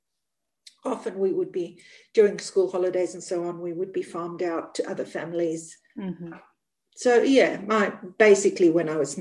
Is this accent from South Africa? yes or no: yes; South Africa; now in New South Wales, Australia; I grew up in Africa. So I grew up in South Africa in the northern part